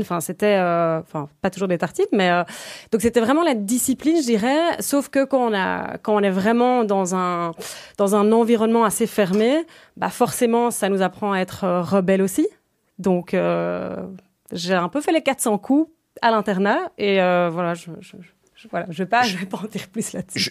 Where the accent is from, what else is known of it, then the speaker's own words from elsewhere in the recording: Brussels, Brussels-Capital Region, Belgium; also born or lived in Ghent; Je suis née le 19 juillet 1989. J'ai toujours vécu à Bruxelles